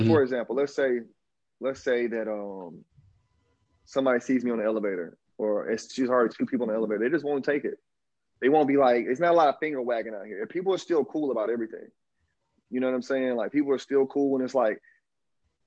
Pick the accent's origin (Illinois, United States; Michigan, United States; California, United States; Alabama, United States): Alabama, United States; accent: Southern drawl; moved away as an adult; now in Brazil; I'm from Alabama. And like, man, look, I'm from the Deep South. I didn't leave the Deep South until I was well into my 20s